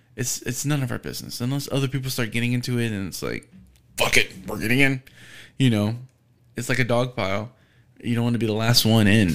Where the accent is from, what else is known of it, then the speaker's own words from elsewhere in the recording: United States; being an American, being u, u, in the United States.